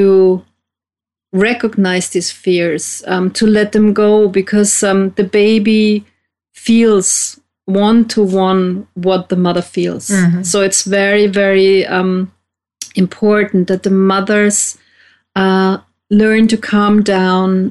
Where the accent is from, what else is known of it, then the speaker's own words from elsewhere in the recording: Vienna, Austria; I'm as well from Austria, from Vienna